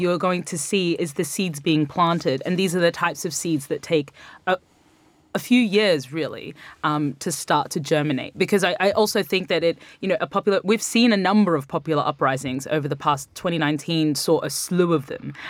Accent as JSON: {"language": "English", "town": "Brisbane", "region": "Queensland", "country": "Australia", "tie": "born or raised there", "moved": "yes", "said": "my hometown of Brisbane"}